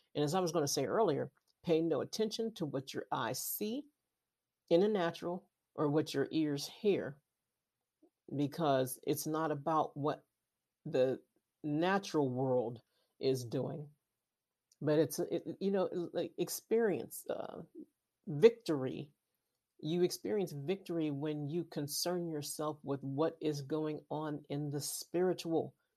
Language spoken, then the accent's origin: English; Western Pennsylvania, United States; I'm from Western Pennsylvania